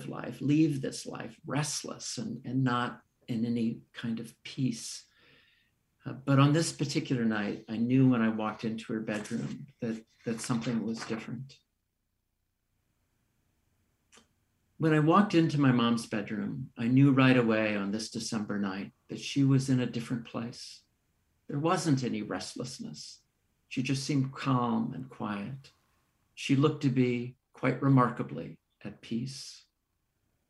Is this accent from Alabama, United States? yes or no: no; Menlo Park, California, United States; the house I grew up in Menlo Park, the house I returned to care for my mom in Menlo Park, California.